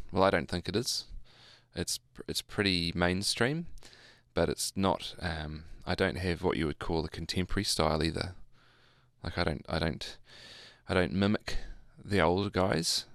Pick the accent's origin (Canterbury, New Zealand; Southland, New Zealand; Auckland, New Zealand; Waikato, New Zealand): Waikato, New Zealand; Hamilton; I grew up in Hamilton.